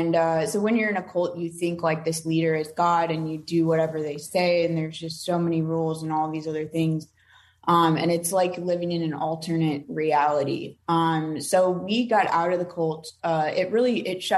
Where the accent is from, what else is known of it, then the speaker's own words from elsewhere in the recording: Omaha, Nebraska, United States; I'm from Omaha, Nebraska. So we had a small group there